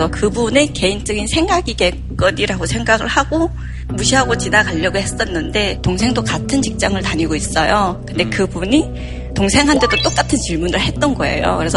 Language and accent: Korean; Harbin, Heilongjiang, China; now in South Korea; 저는 중국 할빈에서 왔고요.